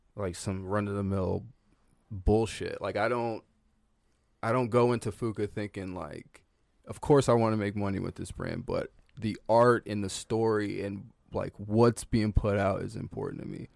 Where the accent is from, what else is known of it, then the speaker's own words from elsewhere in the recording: the South, United States; I'm from the South